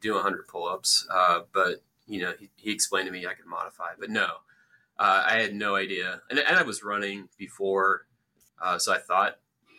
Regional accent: Atlanta, Georgia, United States; also born or lived in Omaha, Nebraska; I was born in Omaha and came back, but I grew up in Metro Atlanta

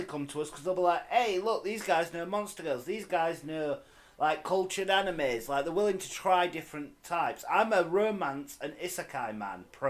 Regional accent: United Kingdom; I might be British, but I'm not Welsh

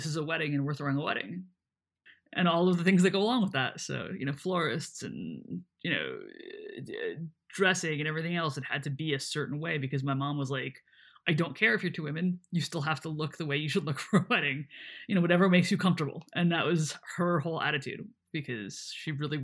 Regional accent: New Jersey, United States; we're both from New Jersey and our families are in New Jersey

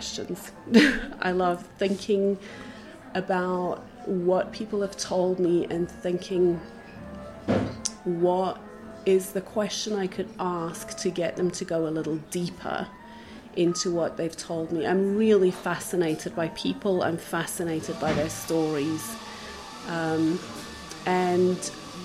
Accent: Johannesburg, Gauteng, South Africa; moved away as an adult; also born or lived in Israel / England / Germany; now in Krakow, Poland; I'm originally from South Africa. I was born in Johannesburg, grew up there, studied.

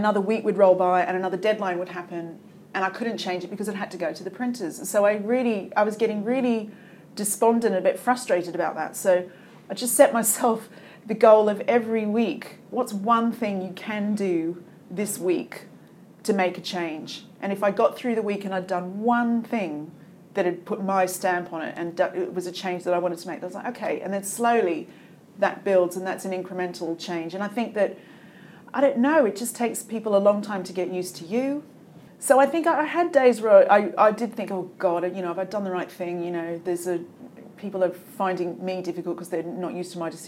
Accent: Australia; moved away as an adult; also born or lived in England; now in United Kingdom; being Australian

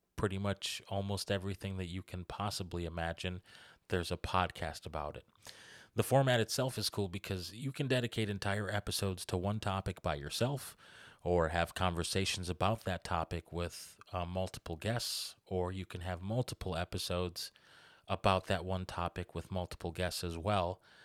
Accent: Kenosha, Wisconsin, United States; moved away as an adult; now in Racine, United States; I'm originally from Kenosha. I was born and raised there, lived there for most of my life. and now I live in Racine

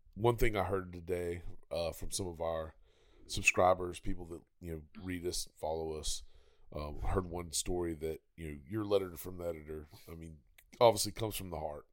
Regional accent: Pensacola, Florida, United States; Pensacola, Florida, my hometown

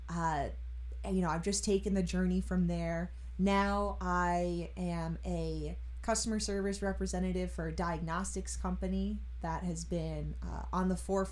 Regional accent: Long Island, New York, United States; I grew up here on Long Island.

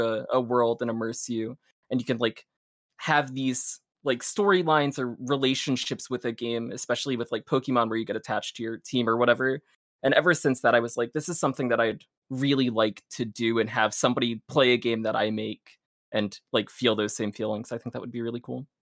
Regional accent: South Brunswick, New Jersey, United States; also born or lived in Rochester, New York; I'm from, uh, South Brunswick, New Jersey. Uh, I'm still living in the same house that I have grown up in since I was a kid

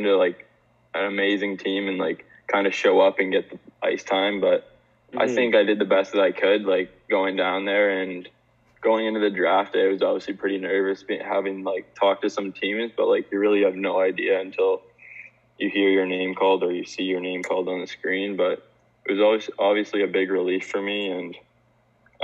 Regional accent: Cambridge, Ontario, Canada; I wanted to come back to Cambridge, like my hometown

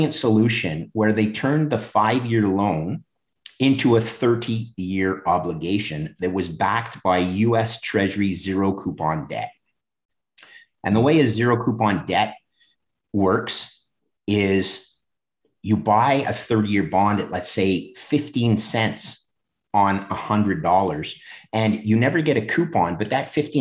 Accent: Montreal, Quebec, Canada; I returned to my hometown, Montreal

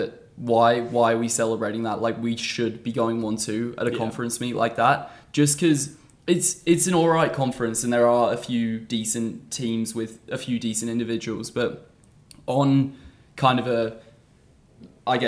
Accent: Australia; moved away; also born or lived in England; I was born in England, grew up in Australia.

